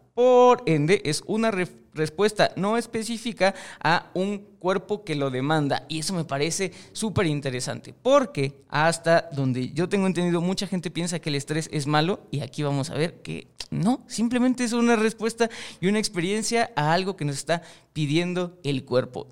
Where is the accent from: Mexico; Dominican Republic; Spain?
Mexico; yo estoy en México y soy mexicano y obviamente me crié dentro de una cultura mexicana